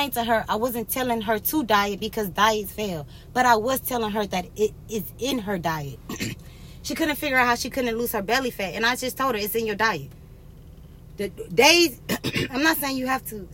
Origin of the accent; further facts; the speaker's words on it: United States; our life expectancy as Americans has gone down